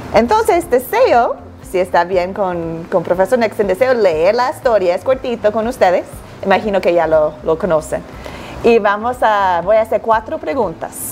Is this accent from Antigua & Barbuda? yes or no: yes; Antigua & Barbuda; also born or lived in United States / Chile; now in Quito, Ecuador; nací y crecí en la isla de Antigua y Barbuda, entonces soy una mujer del Caribe